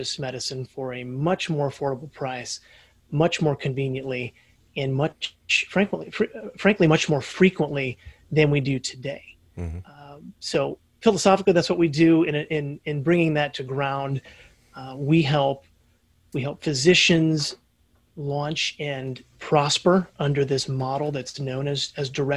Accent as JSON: {"language": "English", "town": "Indianapolis", "region": "Indiana", "country": "United States", "tie": "born or raised there", "said": "Born and raised in Indianapolis, Indiana."}